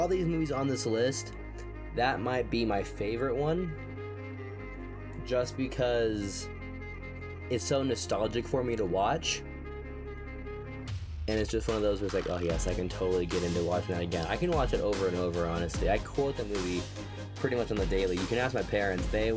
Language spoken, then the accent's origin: English; United States; I'm American